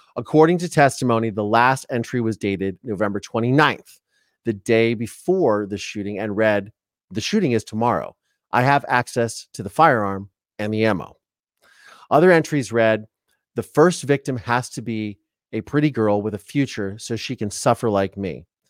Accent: Ohio, United States; I'm from Ohio

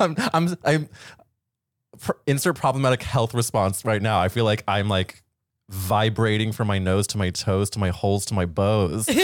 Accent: St. Louis, Missouri, United States; moved away; I grew up in Saint Louis, Missouri

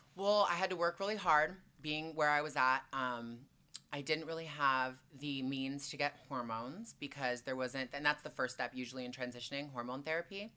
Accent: Toronto, Ontario, Canada; moved away as an adult; also born or lived in Montreal, Quebec; now in Los Angeles, United States; I was born in Q, Montreal, Quebec, so I'm Canadian through and through, and then I moved to Toronto when I was two or three, and then spent the whole time there until I was twenty-one, and then I moved here

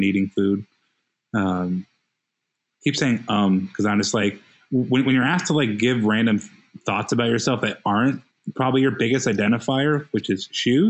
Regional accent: Las Vegas, Nevada, United States; moved away as an adult; also born or lived in Minnesota / Northern California; now in Portland, United States; I'm from Las Vegas, Nevada

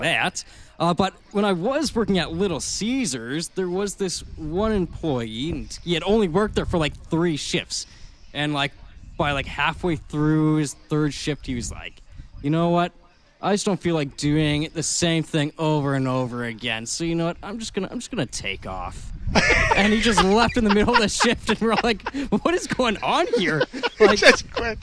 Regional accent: Ottawa, Ontario, Canada; also born or lived in Halifax / Toronto; now in Winnipeg, Canada; born and raised in Ottawa, then moved to Halifax, Toronto

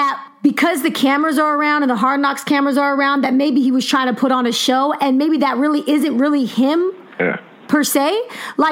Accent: San Jose, California, United States; I'm from Eastside San Jose. I shopped at Ross.

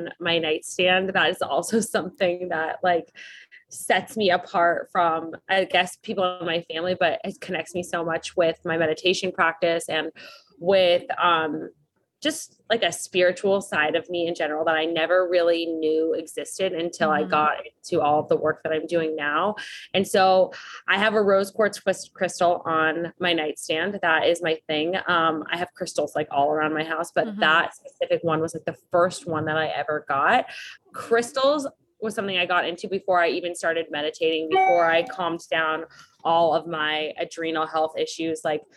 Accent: Las Vegas, Nevada, United States; moved away; also born or lived in Los Angeles / New York; I grew up in Las Vegas, Nevada

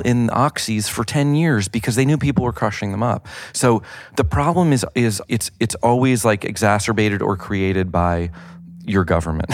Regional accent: the South, United States; I grew up in the South

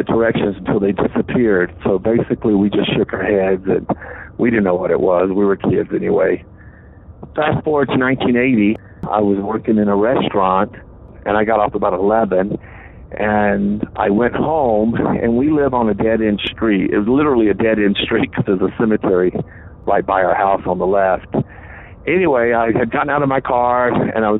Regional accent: the South, United States; I'm from the South.

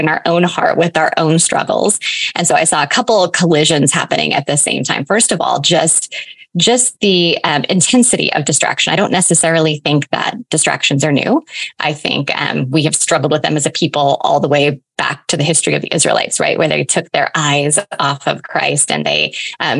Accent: eastern Washington State, United States; I have lived here my entire life. I actually live like 20 miles from where I was born

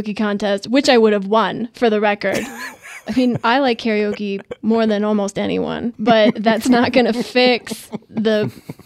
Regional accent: Midwest, United States; I'm from the Midwest, you know, I'm hardy work stock

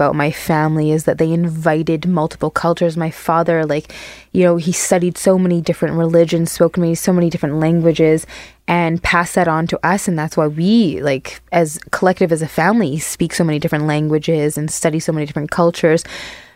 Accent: Barbados; now in Manitoba, Canada; the culture that I grew up in Barbados

